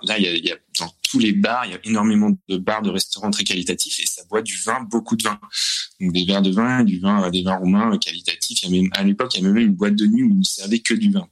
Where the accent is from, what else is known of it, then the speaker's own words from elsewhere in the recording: France; now in Corcova, Romania; moi, en tant que Français